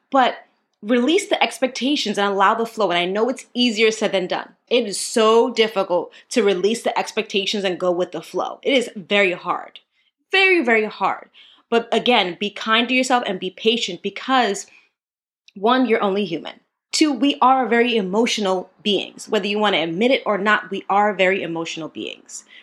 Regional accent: New York, United States; because I'm a New Yorker, New Yorker one.

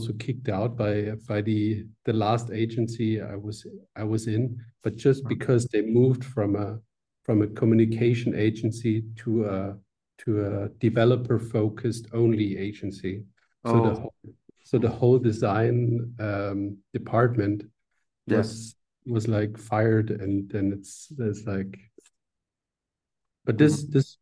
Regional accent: Swabia, area of Stuttgart, Baden-Württemberg, Germany; now in Switzerland; this is a Swabian from south of Germany, just a part where I come from

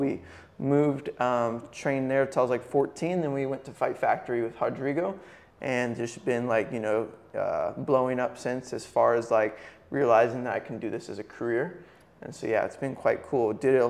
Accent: Texas, United States; I'm from Texas in America.

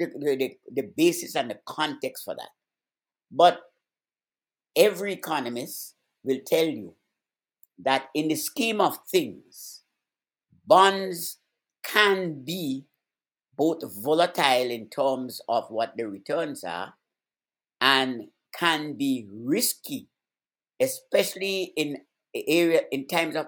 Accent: United States; we, as American people

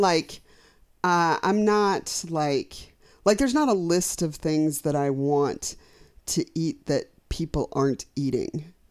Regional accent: Colorado, United States; I'm from Colorado.

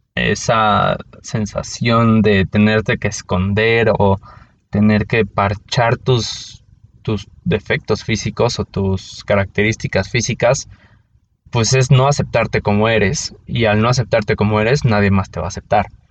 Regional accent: Mexico City, Mexico; soy de la Ciudad de México

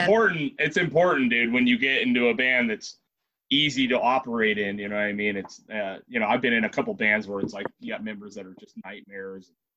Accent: Ventura, California, United States; We're from Ventura and Oxnard

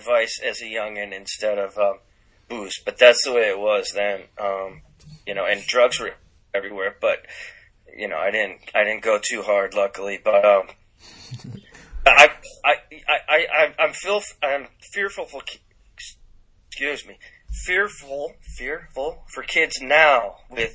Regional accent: Boston, Massachusetts, United States; also born or lived in California; growing up in Boston in the 80s

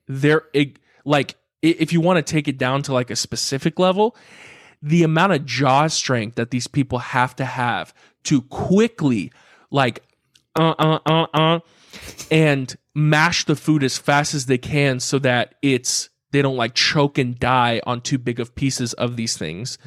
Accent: Carlsbad, California, United States; I grew up in Carlsbad

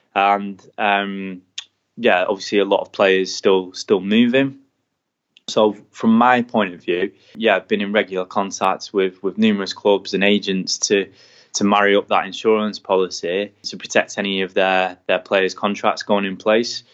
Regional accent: England, United Kingdom; being an English man in America

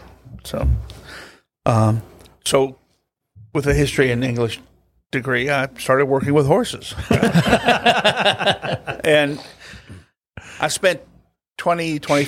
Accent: Jeffersonville, Indiana, United States; born or raised there; also born or lived in Louisville, Kentucky

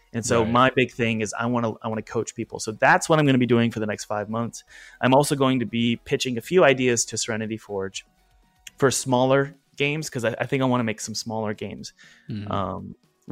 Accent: the Bible Belt, Southern United States, United States; I grew up in the Bible Belt

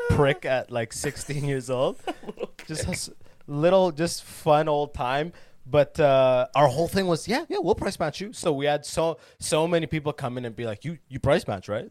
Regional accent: London, Ontario, Canada; moved away as an adult; also born or lived in Sudan; now in United States; I am born in Sudan, but I came to Canada when I was six

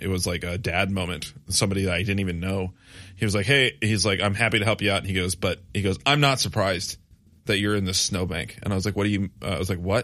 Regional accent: West Michigan, United States; growing up in West Michigan

